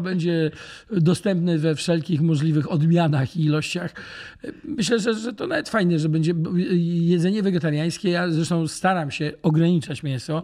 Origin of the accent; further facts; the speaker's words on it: Gdańsk, Pomeranian Voivodeship, Poland; moved away as an adult; now in Łódź, Poland; cały czas kocham Gdańsk i Gdańsk jest e, moim matecznikiem, bo to w końcu jest moje rodzinne miasto